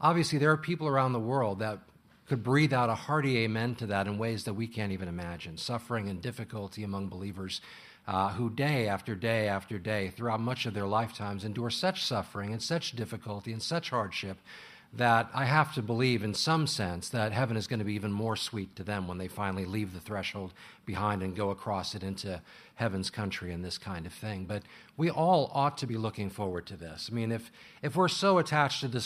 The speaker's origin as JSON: {"language": "English", "region": "Illinois", "country": "United States", "moved": "yes", "said": "I'm from Illinois"}